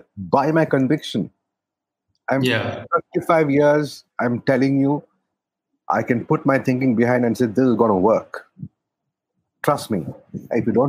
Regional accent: Kerala, India; moved away; I come from Kerala, as you know, and Kerala and people from Kerala and Hindi don't go together

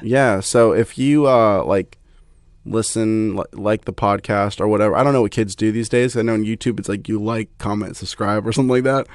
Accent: Satellite Beach, Florida, United States; moved away as an adult; also born or lived in Atlanta / Haiti; I'm from the Melbourne, Florida area. I grew up, uh, like, on Satellite Beach.

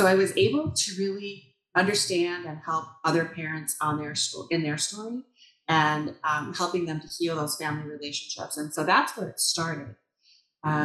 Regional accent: Shoreview, Minnesota, United States; moved away as an adult; also born or lived in Dayton, Minnesota / Otsego, Minnesota; now in Elk River, United States; I grew up in Shoreview, Minnesota, actually, so not too far away

